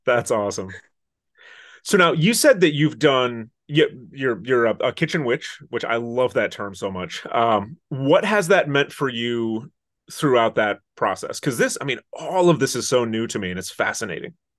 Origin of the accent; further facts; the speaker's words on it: Interlochen, Michigan, United States; I'm originally from northern Michigan